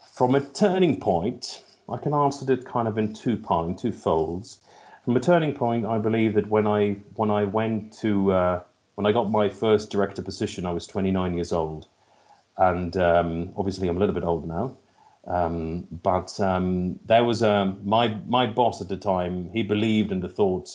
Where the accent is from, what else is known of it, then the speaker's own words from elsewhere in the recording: Helsinki, Uusimaa, Finland; also born or lived in London / China; now in Espoo, Finland; born and raised in, in Finland, born in Helsinki